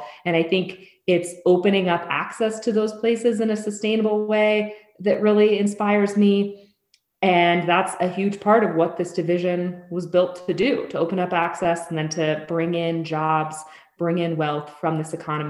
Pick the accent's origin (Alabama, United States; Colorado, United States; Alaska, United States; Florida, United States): Colorado, United States; now in New Mexico, United States; I grew up in Colorado, where I had easy access to public lands